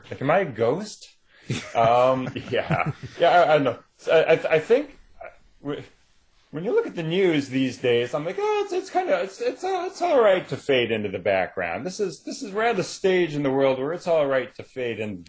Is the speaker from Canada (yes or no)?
yes; Canada; I think Canada on the world kind of gets ignored a lot, which means that I can just sort of be quietly back here writing